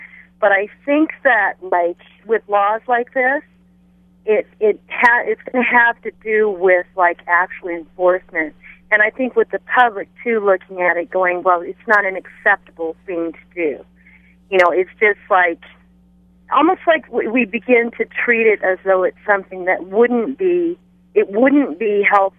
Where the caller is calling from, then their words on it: Kona, Hawaii, United States; I'm calling from the Big Island.